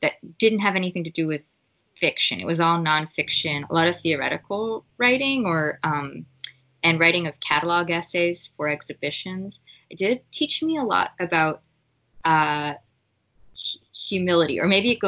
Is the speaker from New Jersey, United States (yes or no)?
yes; New Jersey, United States; also born or lived in San Francisco, California; I grew up in New Jersey.